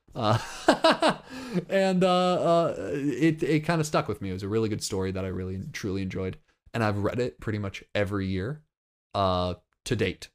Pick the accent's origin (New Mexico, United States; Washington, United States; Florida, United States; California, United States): Florida, United States; I'm from Florida.